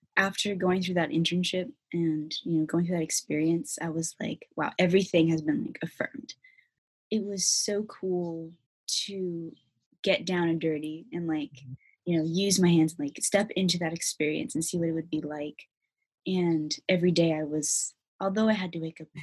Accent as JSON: {"language": "English", "town": "Federal Way", "region": "Washington", "country": "United States", "tie": "born or raised there", "also_born_or_lived": "South Seattle, Washington", "said": "I was born in Federal Way. I would say I grew up in Federal Way"}